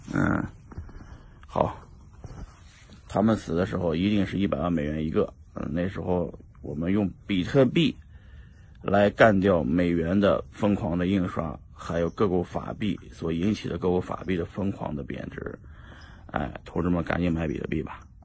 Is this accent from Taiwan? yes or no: no; China; 因为我们都是中国人